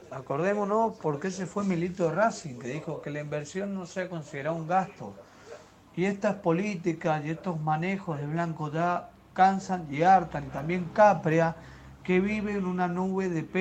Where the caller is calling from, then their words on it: Mendoza, Argentina; de Mendoza, bueno, de fondo se escucha el programa.